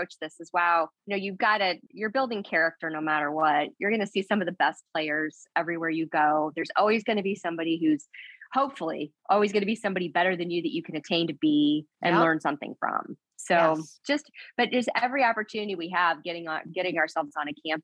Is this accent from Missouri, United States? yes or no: yes; Missouri, United States; I'm from Missouri